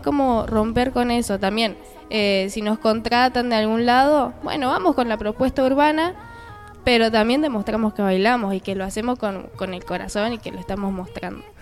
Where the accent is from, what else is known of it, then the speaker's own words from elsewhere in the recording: Buenos Aires, Argentina; soy bien porteña